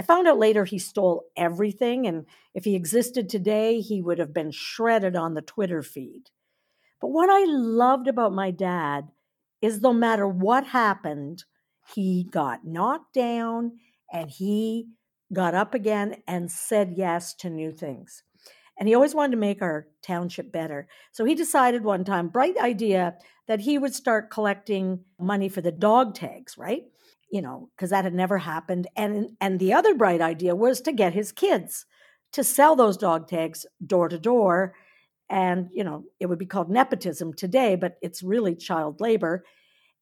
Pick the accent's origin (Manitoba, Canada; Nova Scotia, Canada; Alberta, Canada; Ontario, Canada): Ontario, Canada; Napanee; I grew up in Napanee, Ontario, and my whole family was in municipal politics